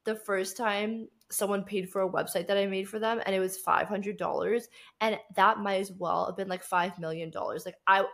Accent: Canada; moved away as an adult; now in Cape Town, South Africa; So I grew up in Canada and I grew up in a very small town

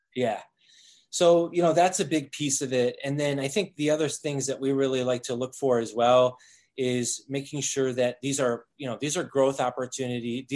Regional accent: Toledo, Ohio, United States; moved away as an adult; also born or lived in Boulder, Colorado; moved back to the Midwest, oh, Toledo, Ohio, um, where I was born and raised.

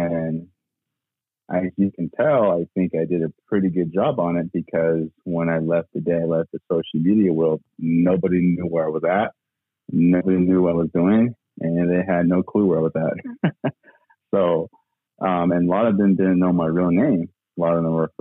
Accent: Page, Arizona, United States; I grew up in Page, and then our school was half and half.

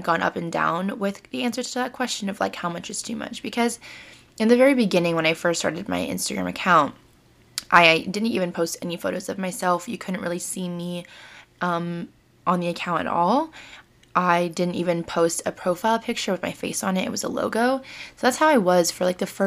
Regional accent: United States; People know that I'm Vietnamese American

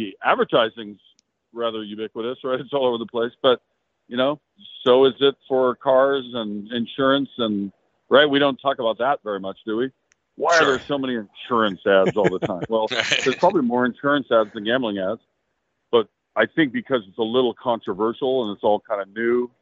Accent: Washington, United States; I'm from Washington State

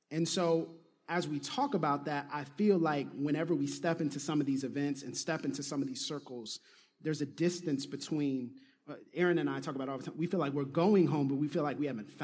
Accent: Pensacola, Florida, United States; I'm from Pensacola and that's home.

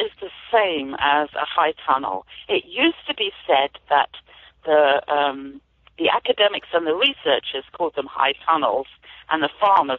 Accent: United Kingdom; moved away as an adult; So I'm an immigrant farmer, as you might be able to tell from my accent. I've moved here about 27 years ago from the UK. And I used to do gardening there as well

